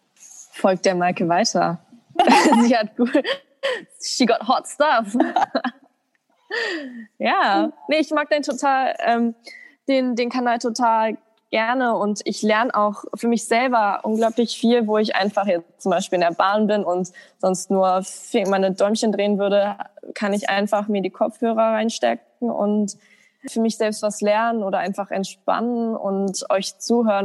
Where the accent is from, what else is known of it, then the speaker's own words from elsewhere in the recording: Germany; als Deutsche